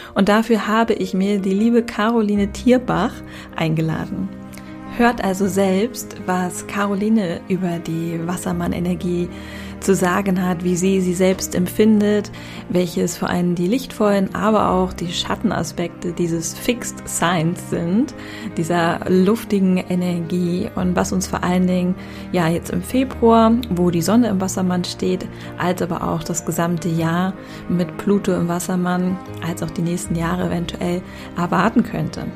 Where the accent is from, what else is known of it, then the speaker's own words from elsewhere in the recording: Hamburg, Germany; moved away; Grüße an meine Heimatstadt.